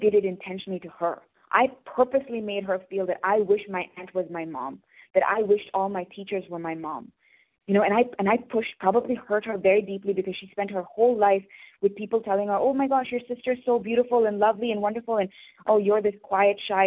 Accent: India; I'm from India

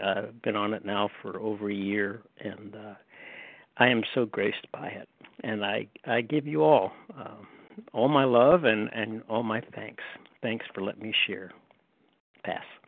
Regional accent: Pennsylvania, United States; now in Cary, United States; I was born in Pennsylvania

